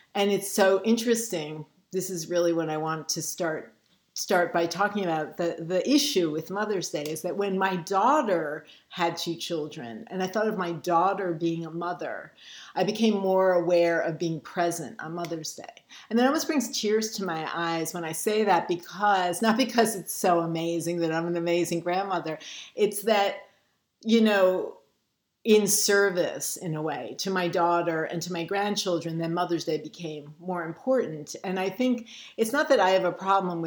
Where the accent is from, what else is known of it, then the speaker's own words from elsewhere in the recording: New York City, New York, United States; I grew up in Brooklyn